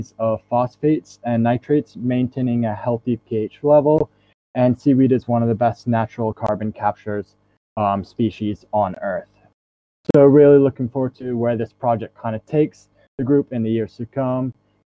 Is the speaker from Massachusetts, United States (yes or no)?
no; New Hampshire, United States; moved away as an adult; now in St Andrews, United Kingdom; I am from New Hampshire, which is just north of Boston in the States.